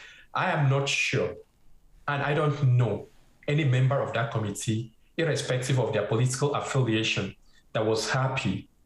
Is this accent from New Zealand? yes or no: no; Canada; and I'm saying this as a Canadian, does not really represent who we are as a Canadian.